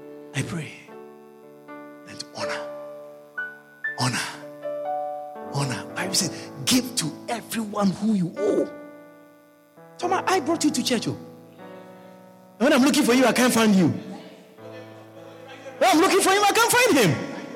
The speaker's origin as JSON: {"language": "English", "country": "Guyana", "said": "I came from Guyana. I'm a missionary. I don't have anything."}